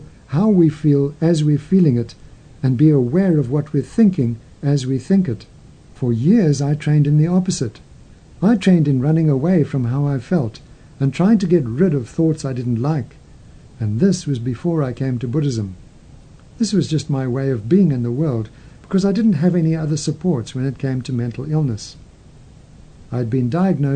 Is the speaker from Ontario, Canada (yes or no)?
no; Calgary, Alberta, Canada; moved away as an adult; also born or lived in London, United Kingdom; my hometown of Calgary